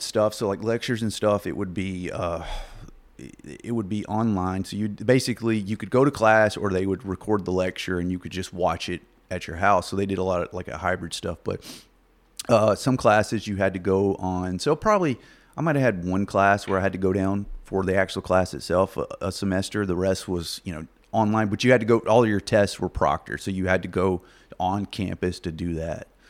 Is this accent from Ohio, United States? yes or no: no; Lake Village, Arkansas, United States; moved away as an adult; also born or lived in Plattsburgh, New York; now in Wichita, United States; I was in, born in uh, southeast Arkansas, Lake Village, little little small town